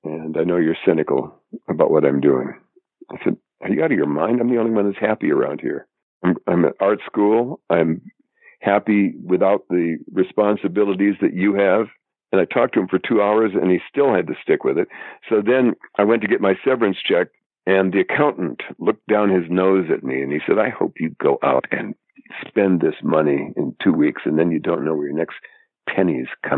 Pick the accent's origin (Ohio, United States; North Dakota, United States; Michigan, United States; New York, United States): North Dakota, United States; moved away as an adult; also born or lived in Arizona / Boston; I'm from North Dakota